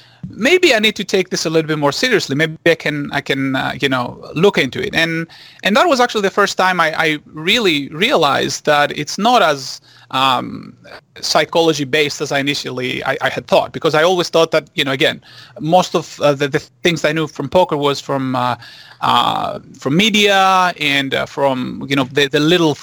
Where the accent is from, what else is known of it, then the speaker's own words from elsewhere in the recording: Greece; English is a second language; moved away as an adult; now in Los Angeles, United States; I was born and raised in Greece, and I came here to actually do my graduate degrees in mathematics.